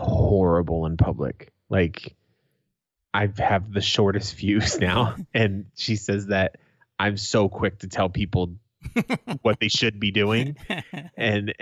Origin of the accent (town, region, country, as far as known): Boston, Massachusetts, United States; moved away